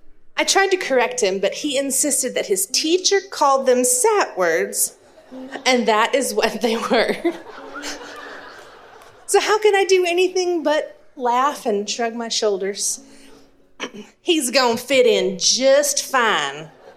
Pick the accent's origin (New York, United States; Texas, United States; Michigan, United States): Texas, United States; accent: East Texas; I found my heart starting to soften a little bit towards that East Texas sing-songy lilt that only ever crept into my voice when I was real tired or had had too much to drink.